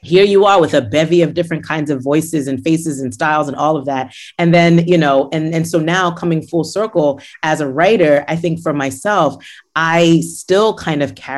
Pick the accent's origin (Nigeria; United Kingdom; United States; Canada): Nigeria; I grew up in Nigeria.